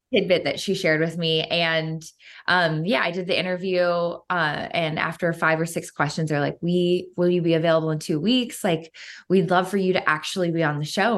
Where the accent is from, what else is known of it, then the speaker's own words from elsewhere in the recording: Cleveland, Ohio, United States; they started filming in my hometown of Cleveland, Ohio